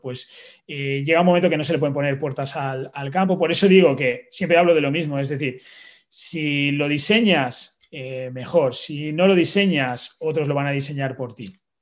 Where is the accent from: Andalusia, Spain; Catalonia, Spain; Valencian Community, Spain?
Valencian Community, Spain; como buen valenciano, pues tomo eh, mis naranjas y mis mandarinas